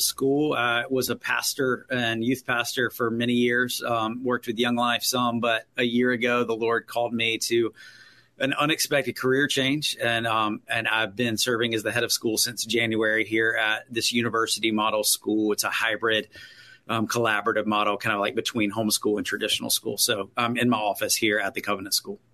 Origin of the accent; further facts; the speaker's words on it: Winston-Salem, North Carolina, United States; also born or lived in Greensboro, North Carolina; I grew up in Winston Salem